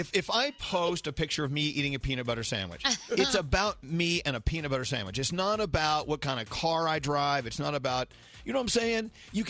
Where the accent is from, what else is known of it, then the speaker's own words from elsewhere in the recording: Texas, United States; moved away; You know, I have Texas roots. I think that's what you cued in on, because I'm a Texan, from way back when.